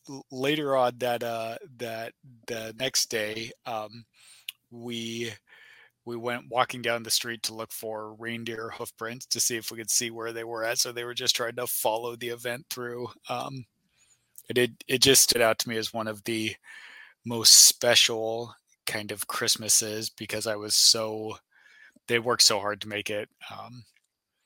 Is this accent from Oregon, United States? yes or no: yes; Oregon, United States; we grew up in Oregon